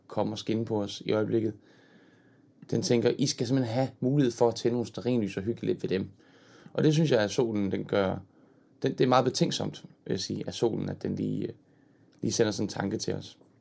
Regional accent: Horsens, Central Denmark Region, Denmark; Jeg er selv fra Jylland. Fra Horsens

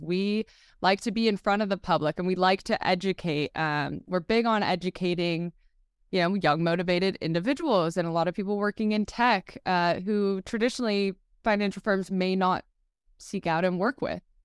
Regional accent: Marin County, California, United States; I grew up in Marin County, California

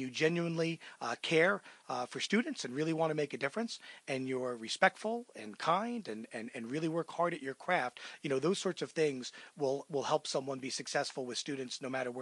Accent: Manalapan, New Jersey, United States; I was born in New Jersey in Monmouth County in a place called Manalapan.

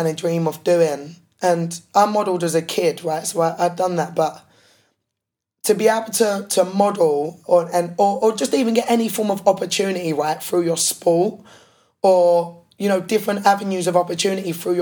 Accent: Essex, East of England, United Kingdom; I was from Essex.

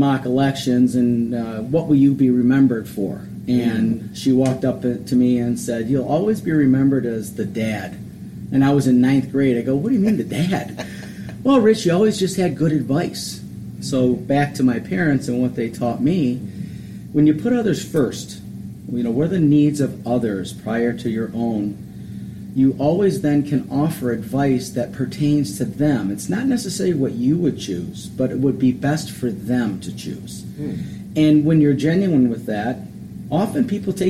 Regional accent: Westland, Michigan, United States; I grew up in Westland, Michigan

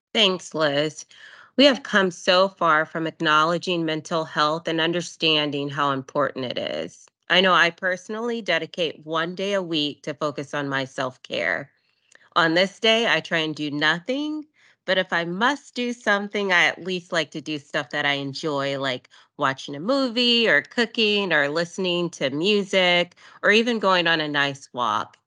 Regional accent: Texas, United States; I am from Texas

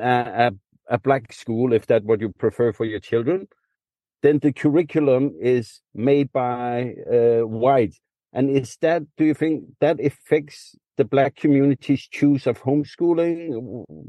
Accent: Denmark; I'm from Denmark

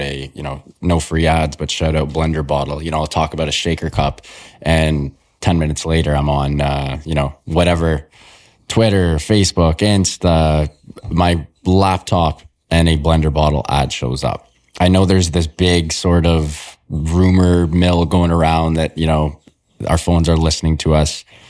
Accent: Toronto, Ontario, Canada; I was born and raised in Toronto

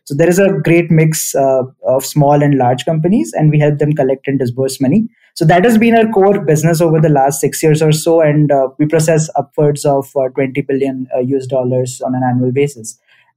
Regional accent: New Delhi, Delhi, India; I grew up in New Delhi in India.

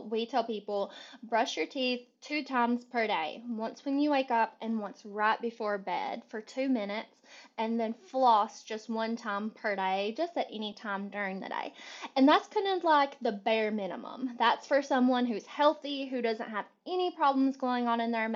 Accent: Kentucky, United States; now in Charlotte, United States; I'm originally from Kentucky.

